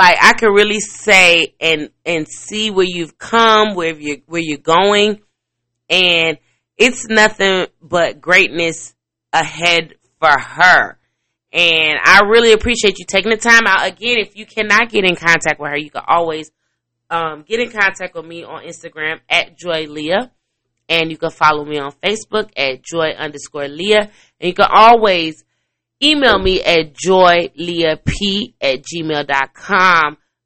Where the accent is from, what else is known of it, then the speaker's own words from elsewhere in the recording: Chicago, Illinois, United States; And I'm like, I'm from Chicago. My feelings is hurt.